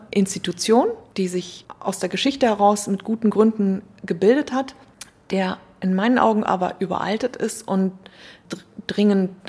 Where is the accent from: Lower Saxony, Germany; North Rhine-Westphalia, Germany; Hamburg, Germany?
Hamburg, Germany; man sieht sich hier als Hamburger schon so, man blickt von hier in die Provinz.